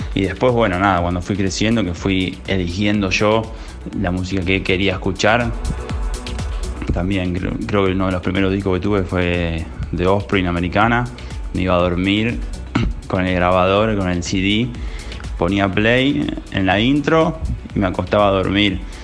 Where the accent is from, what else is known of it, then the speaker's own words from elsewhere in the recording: Buenos Aires, Argentina; Soy de Buenos Aires, capital federal, del barrio de Colegiales, para ser más preciso.